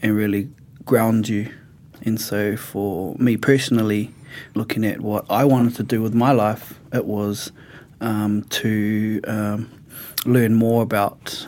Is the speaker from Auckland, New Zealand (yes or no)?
no; Te Awamutu, Waikato, New Zealand; I grew up in Te Awamutu.